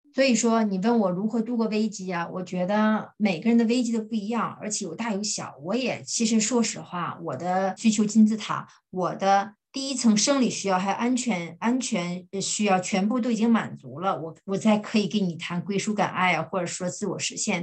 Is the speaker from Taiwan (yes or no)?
no; China; moved away as an adult; now in Germany; 我们中国人